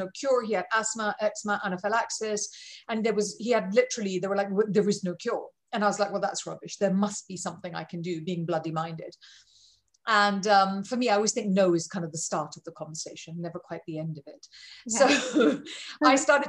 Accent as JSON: {"language": "English", "country": "India", "said": "I'm Indian."}